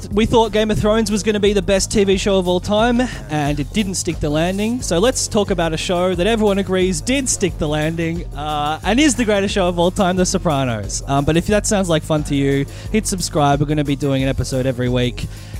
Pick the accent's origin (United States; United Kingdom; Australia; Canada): Australia; Melbourne, Victoria; We're comedians and podcasters. We're from Melbourne, Australia